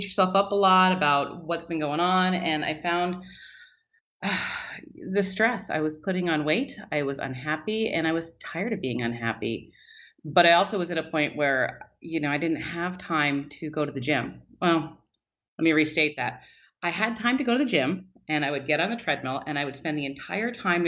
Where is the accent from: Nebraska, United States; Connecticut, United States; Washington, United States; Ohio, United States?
Washington, United States; Richland; I grew up in Richland, Washington, so we moved here when I was 10